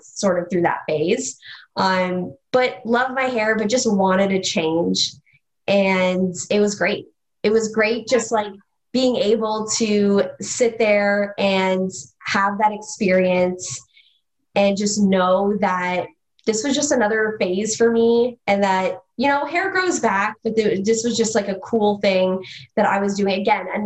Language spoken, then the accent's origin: English; Mississauga, Ontario, Canada; now in Toronto, Canada; I grew up in Mississauga